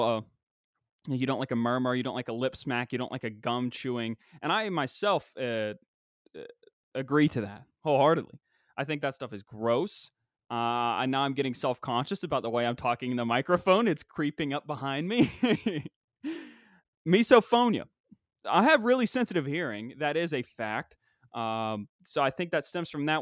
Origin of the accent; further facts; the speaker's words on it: West Virginia, United States; moved away; also born or lived in Pennsylvania; growing up in West Virginia